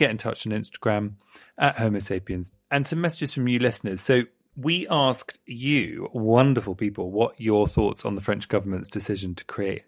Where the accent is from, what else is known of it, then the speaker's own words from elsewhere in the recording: United Kingdom; I'm a Brit.